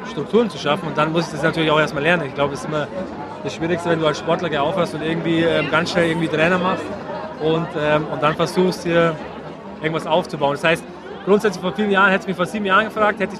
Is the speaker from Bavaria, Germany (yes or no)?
yes; Erding, Bavaria, Germany; in Erding, wo ich herkomme